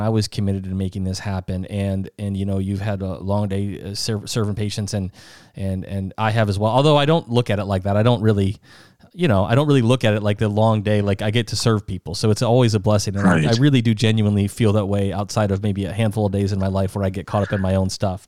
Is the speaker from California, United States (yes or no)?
no; Sioux Falls, South Dakota, United States; also born or lived in Minnesota; now in Florida, United States; we're from Sioux Falls, South Dakota. That's home.